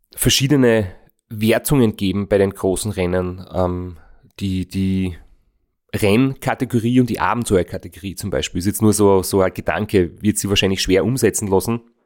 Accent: Austria; ich aus Österreich bin

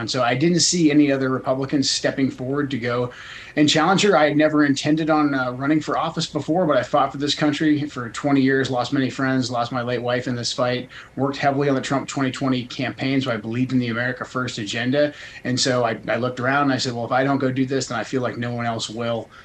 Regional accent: Portland, Oregon, United States; moved away as an adult; I grew up in Portland, left in 98, but I moved back briefly to get my kids closer to my family

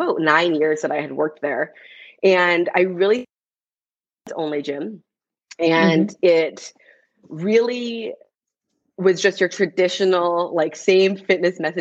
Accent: Canada; first language English; also born or lived in United States; now in Vancouver, Canada; being Canadian, being in the US

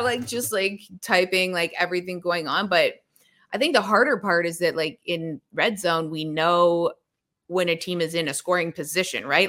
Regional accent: Toronto, Ontario, Canada; also born or lived in Kingston, Ontario; I was a big Leafs fan growing up in Toronto

